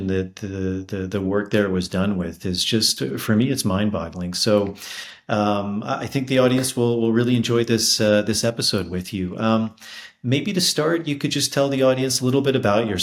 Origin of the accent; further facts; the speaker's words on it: Washington, District of Columbia, United States; also born or lived in Peruvian Amazon / Peruvian Andes; now in Peru; I grew up in Washington, D.C.